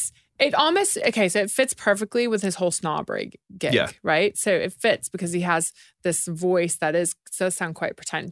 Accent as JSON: {"language": "English", "country": "United States", "moved": "as an adult", "said": "obviously I'm American. Although I lived here for 20 years, I'm horrible with accents."}